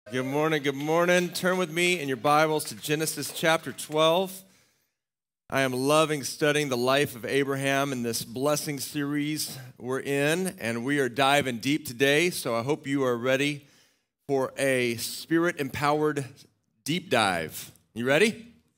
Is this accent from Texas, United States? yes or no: yes; Austin, Texas, United States; I grew up in Austin, Texas